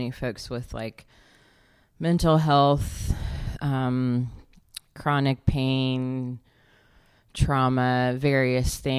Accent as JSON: {"language": "English", "region": "Alabama", "country": "United States", "tie": "born or raised there", "also_born_or_lived": "Georgia, United States", "moved": "as an adult", "lives_now": "St. Louis, United States", "said": "I'm actually most recently from Alabama, and grew up between there and Georgia"}